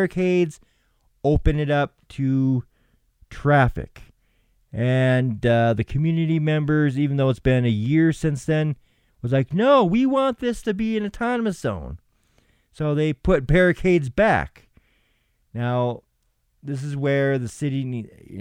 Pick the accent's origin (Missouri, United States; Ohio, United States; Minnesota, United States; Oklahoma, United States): Minnesota, United States; Minneapolis; moved away; it's my home state. It's where I grew up